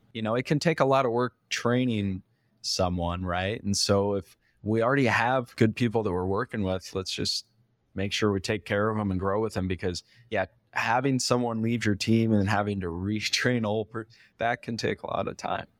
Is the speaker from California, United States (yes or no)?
yes; California, United States; I'm from California originally